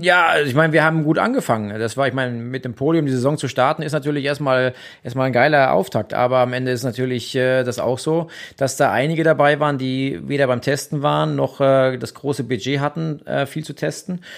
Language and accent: German; Germany; now in Austria; als Deutscher in Deutschland